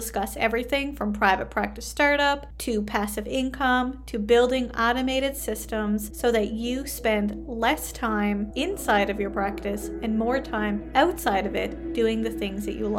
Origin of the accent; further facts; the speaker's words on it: Canada; I am a Canadian social worker, business coach, and private practice owner.